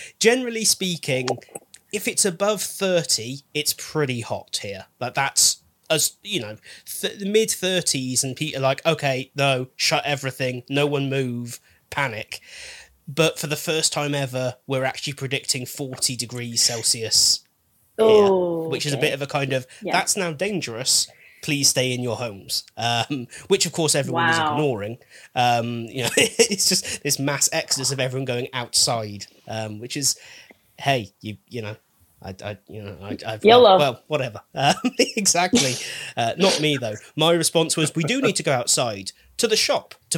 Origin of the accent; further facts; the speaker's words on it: United Kingdom; we're British